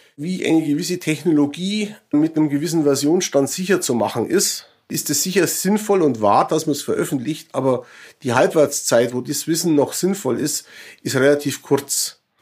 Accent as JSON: {"language": "German", "country": "Germany", "said": "als Deutsche"}